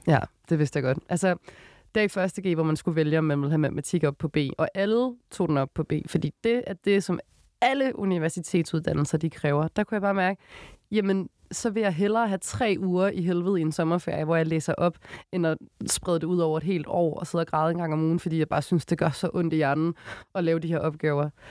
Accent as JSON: {"language": "Danish", "town": "Odense", "region": "Southern Denmark", "country": "Denmark", "tie": "born or raised there", "moved": "as an adult", "lives_now": "Copenhagen, Denmark"}